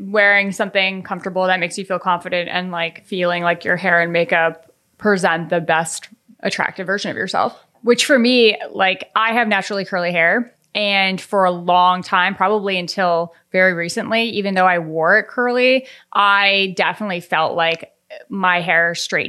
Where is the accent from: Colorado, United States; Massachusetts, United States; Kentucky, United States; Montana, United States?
Colorado, United States; And I am from Colorado. A lot of people I grew up with wore cowboy boots.